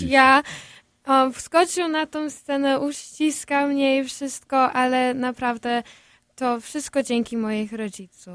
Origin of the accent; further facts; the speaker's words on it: Chicago, Illinois, United States; ja właśnie się urodziłam tutaj w Stanach Zjednoczonych